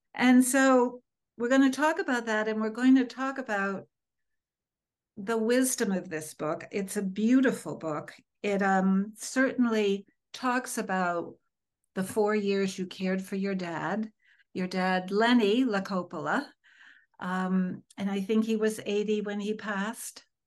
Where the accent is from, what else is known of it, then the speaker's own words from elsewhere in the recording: Connecticut, United States; growing up in Connecticut